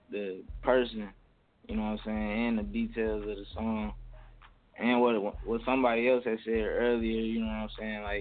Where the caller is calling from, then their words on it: Sandusky, Ohio, United States; I'm calling from Sandusky, Ohio.